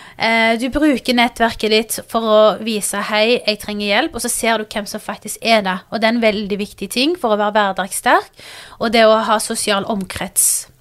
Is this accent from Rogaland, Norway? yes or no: yes; Stavanger, Rogaland, Norway; also born or lived in Pakistan (ancestry); jeg kommer fra Stavanger